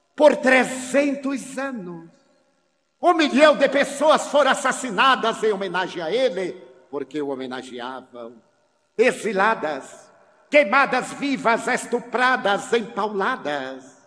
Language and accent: Portuguese; Feira de Santana, Bahia, Brazil; na minha cidade natal